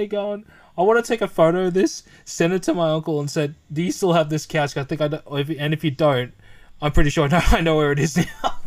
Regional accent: Philippines; we're Filipino

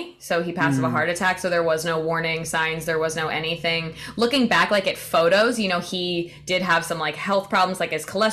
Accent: Indiana, United States; now in Florida, United States; my hometown in Indiana, and I was coming back to where I live in Florida

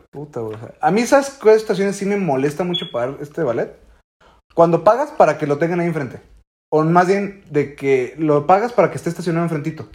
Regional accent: Mexico; estamos tan ciscados como mexicanos

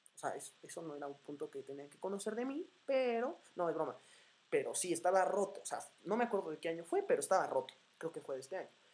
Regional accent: Morelia, Michoacán, Mexico; now in Puebla, Mexico; soy de Morelia, Michoacán

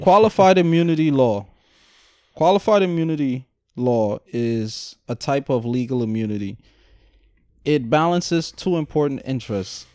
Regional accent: Guyana; moved away; I was raised in Guyana.

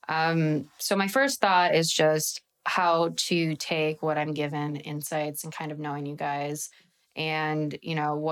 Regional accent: Midwest, United States; I'm a Midwesterner

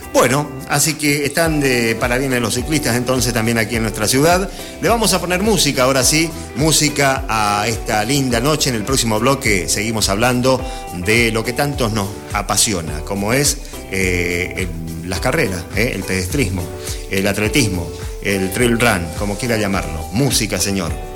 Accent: Gobernador Martínez, Corrientes, Argentina; con el equipo de mi pueblo, de Gobernador Martínez con el Club Santa Rosa

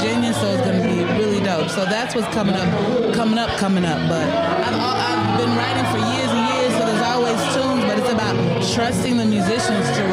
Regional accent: Dallas, Texas, United States; also born or lived in Louisiana / New Orleans / Brooklyn; now in Chicago, United States; We're originally from Louisiana, was raised in Dallas

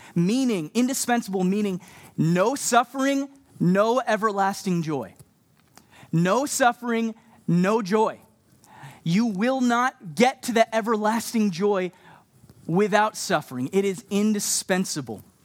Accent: Texas, United States; also born or lived in Canada; now in Montreal, Canada; I'm from Canada, but I grew up down in Texas

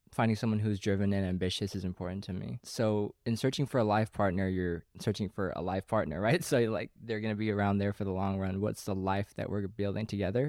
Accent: Sacramento, California, United States; moved away as an adult; now in Los Angeles, United States; I'm from Sacramento.

